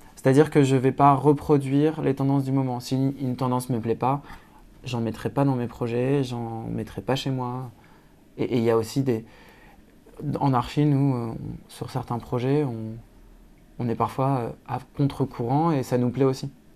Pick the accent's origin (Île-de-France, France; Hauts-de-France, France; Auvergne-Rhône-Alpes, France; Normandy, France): Hauts-de-France, France; Lille; moved away as an adult; also born or lived in Brussels; je viens de Lille et que la Belgique, c'est à 15 minutes en voiture